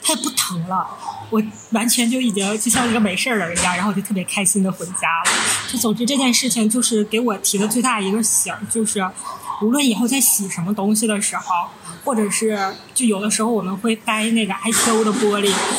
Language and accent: Chinese; Northeast China, China; 我们是三个来自东北的 ladies，